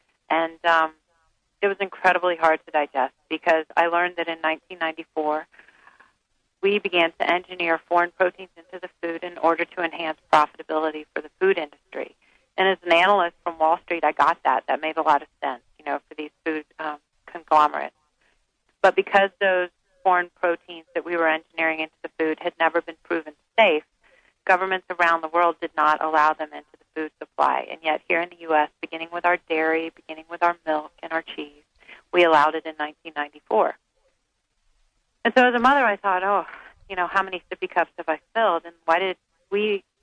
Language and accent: English; the South, United States; I was raised on Twinkies and Po' Boys in the South